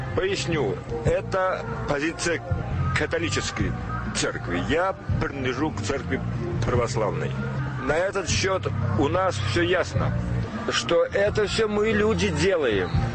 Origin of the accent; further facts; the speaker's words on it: Moscow, Russia; moved away as an adult; я коренной москвич, на Большом Каретном родился